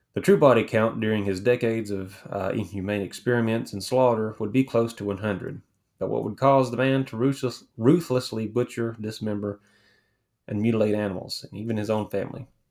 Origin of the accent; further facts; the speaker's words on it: Morristown, Tennessee, United States; growing up in Morristown